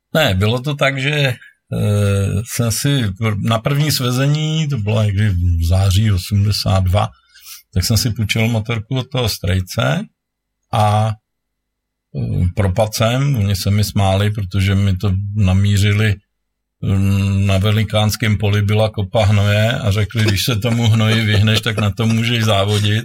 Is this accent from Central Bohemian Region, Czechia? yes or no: yes; Příbram, Central Bohemian Region, Czechia; Já jsem z Příbramy